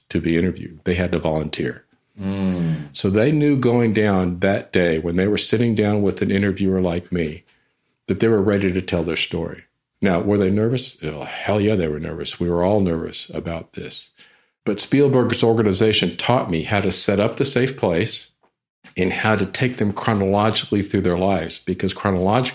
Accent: San Antonio, Texas, United States; I'm from San Antonio, was in San Antonio at the time

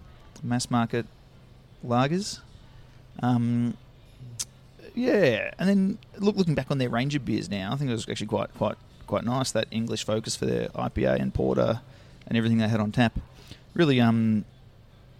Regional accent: Melbourne, Victoria, Australia; I just grew up in Mount Waverley, just in Melbourne's eastern suburbs

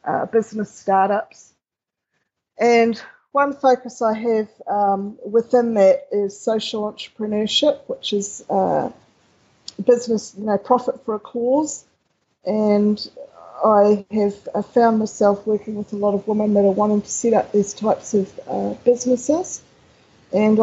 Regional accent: New Zealand; I did both of those in New Zealand. People already probably have picked up my accent

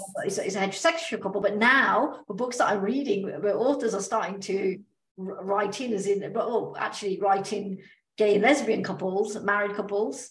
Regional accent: United Kingdom; accent: British; now in Australia; I spoke with my British accent, which is what I have

